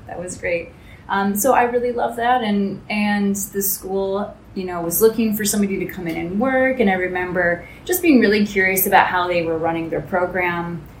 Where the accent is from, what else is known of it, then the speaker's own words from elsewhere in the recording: Michigan, United States; moved away as an adult; I'm from the States, so for me it was in Michigan.